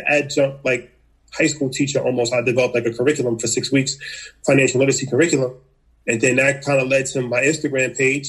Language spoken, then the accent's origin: English; New York, United States; also born or lived in Hawaii; I come from New York. Just grew up like, you know, regular kid